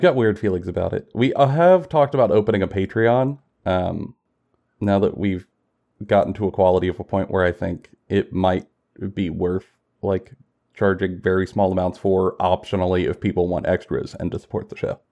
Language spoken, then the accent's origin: English; Kentucky, United States; We both live in Kentucky. I'm born and raised in Kentucky